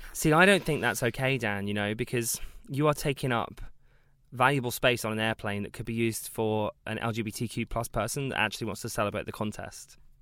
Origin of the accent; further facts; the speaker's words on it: South Coast, South East England, United Kingdom; I'm from the South Coast